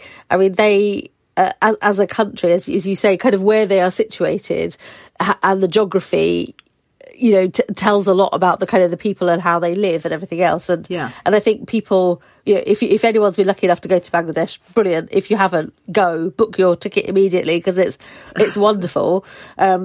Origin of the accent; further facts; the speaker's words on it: Harlow, East of England, United Kingdom; also born or lived in Wales; I was born in Wales, but brought up in Essex